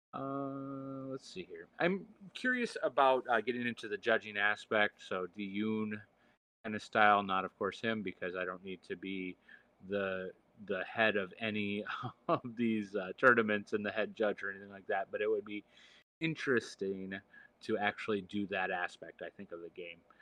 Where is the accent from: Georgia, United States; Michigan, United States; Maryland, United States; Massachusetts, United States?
Michigan, United States; I am from Michigan